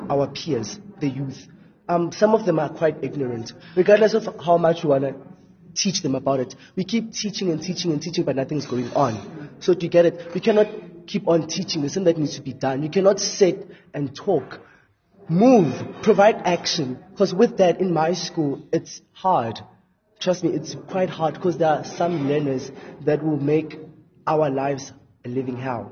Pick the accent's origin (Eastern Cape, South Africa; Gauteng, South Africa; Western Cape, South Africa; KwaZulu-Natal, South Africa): Gauteng, South Africa; Kempton Park; from Kempton Park